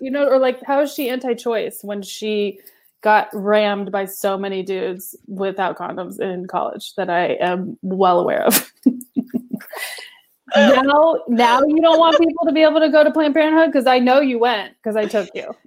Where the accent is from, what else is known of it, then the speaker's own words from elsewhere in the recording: the South, United States; I'm from the South and I grew up around a lot of them